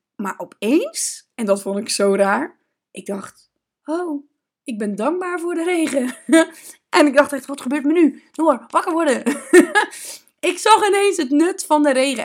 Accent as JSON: {"language": "Dutch", "region": "Zeeland", "country": "Netherlands", "tie": "born or raised there", "said": "Ik kom uit Zeeland. Ik ben natuurlijk geboren bij de zee."}